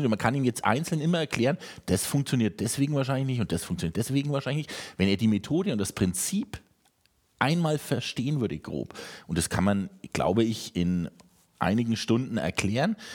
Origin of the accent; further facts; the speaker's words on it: Germany; dafür sind wir Deutsche eigentlich bekannt, dass wir relativ direkt sind im Vergleich zu Amerikanern zum Beispiel.